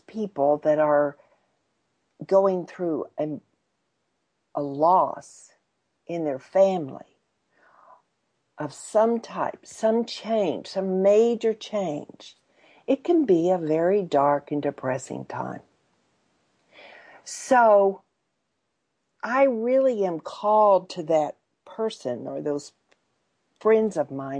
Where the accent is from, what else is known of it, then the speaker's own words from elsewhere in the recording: Texas, United States; for a Texan